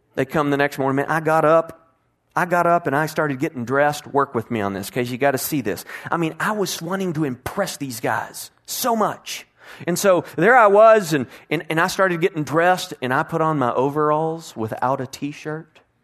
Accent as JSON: {"language": "English", "town": "Bedford", "region": "Texas", "country": "United States", "tie": "born or raised there", "said": "For most of my life, I grew up in the Herschelist Bedford area, which was close to Fort Worth"}